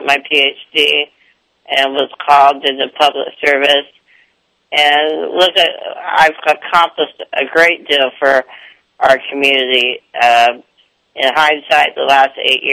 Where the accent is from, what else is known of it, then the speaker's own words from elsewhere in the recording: Davis, California, United States; I was very into the dramatic arts back in my hometown of Davis